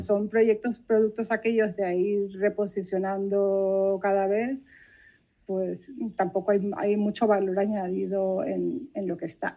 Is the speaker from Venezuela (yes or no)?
yes; Venezuela; moved away as an adult; now in Barcelona, Spain; en Venezuela, que es de donde yo soy